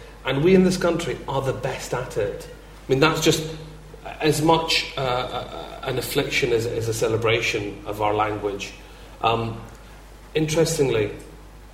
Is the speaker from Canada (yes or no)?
no; Glasgow, Scotland, United Kingdom; I'm a big lad and I'm from Glasgow